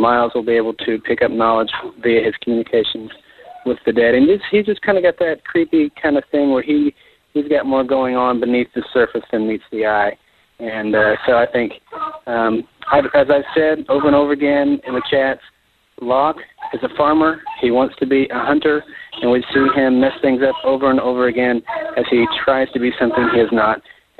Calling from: Oklahoma City, Oklahoma, United States; I'm calling from Oklahoma City

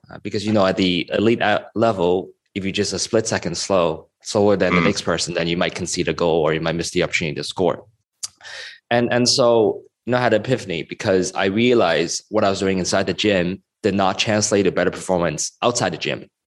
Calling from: Hong Kong; I'm calling in from Hong Kong at the moment

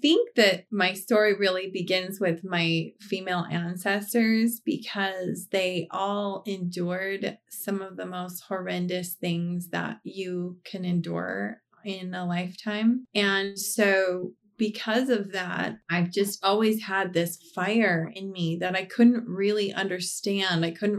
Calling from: Reno, Nevada, United States; Reno, Nevada.

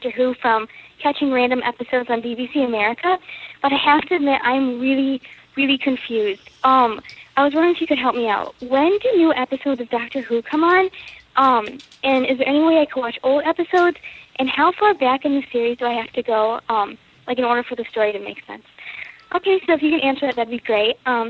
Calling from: Chicago, Illinois, United States; I'm calling from Chicago for your Doctor Who podcast.

